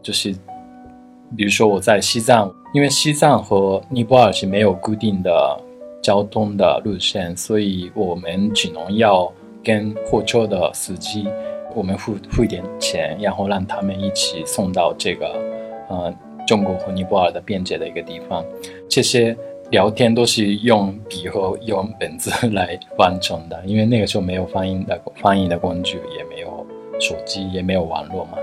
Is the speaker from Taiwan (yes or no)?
no; Japan; Chinese is a second language; moved away as an adult; also born or lived in Osaka; now in Beijing, China; 我是来自日本的建筑师，现在住在北京